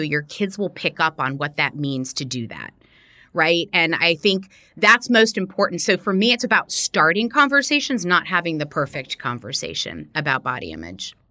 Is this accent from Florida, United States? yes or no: yes; Miami, Florida, United States; I grew up in Miami, Florida